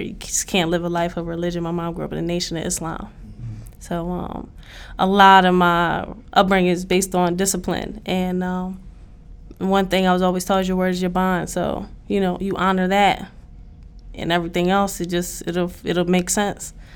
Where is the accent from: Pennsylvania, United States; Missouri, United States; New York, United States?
Pennsylvania, United States; Philadelphia; I grew up on the side that they call seventy-eighth Street